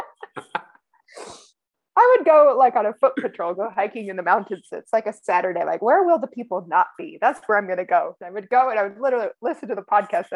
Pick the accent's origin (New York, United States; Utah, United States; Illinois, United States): Utah, United States; Salt Lake City; I grew up in Utah, Salt Lake City suburbs